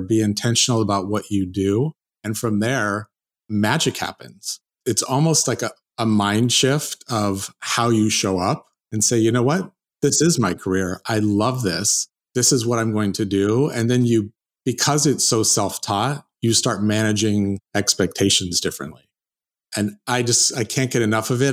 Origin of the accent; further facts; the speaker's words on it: South Lake Tahoe, California, United States; I'm from California, and I, I'm actually grew up in South Lake Tahoe